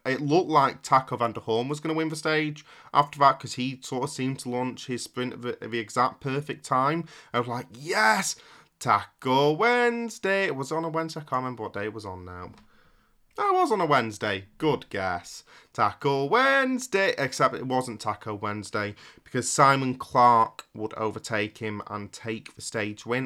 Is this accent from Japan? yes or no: no; Yorkshire and the Humber, United Kingdom; as a Yorkshireman